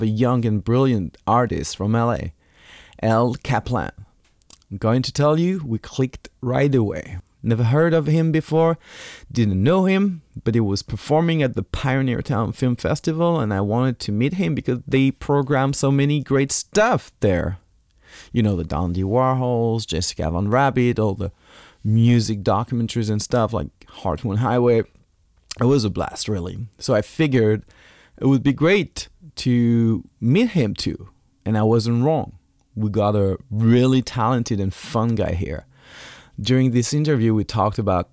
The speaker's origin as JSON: {"language": "English", "country": "France", "also_born_or_lived": "Alicante, Spain", "accent": "French", "second_language": "English", "moved": "yes", "said": "my French accent"}